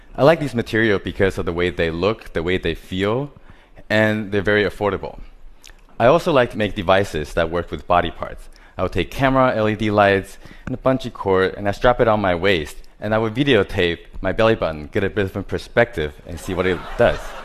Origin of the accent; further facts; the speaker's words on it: Taiwan; I was born in Taiwan. I grew up surrounded by different types of hardware stores